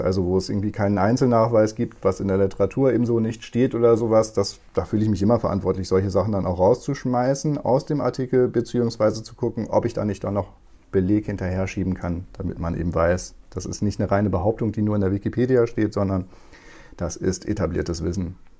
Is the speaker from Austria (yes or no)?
no; Moordorf, Lower Saxony, Germany; first language Low German; German is a second language; moved away as an adult; also born or lived in Victorbur / Oldenburg / Berlin / Leipzig; now in Kiel, Germany; Geboren bin ich in Ostviktorburg und aufgewachsen ein paar Kilometer weiter in Mordorf bei Aurich